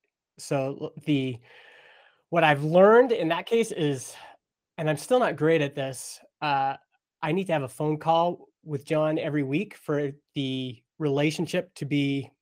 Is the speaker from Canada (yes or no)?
yes; Stony Plain, Alberta, Canada; I grew up in Stony Plain, Alberta, little town west of Edmonton. It was little when I was growing up there. When I was growing up there, it was like a dusty agriculture town.